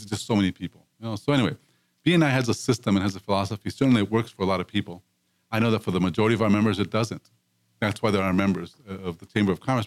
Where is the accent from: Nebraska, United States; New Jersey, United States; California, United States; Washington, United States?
California, United States; Los Angeles; growing up in East Los Angeles, where I grew up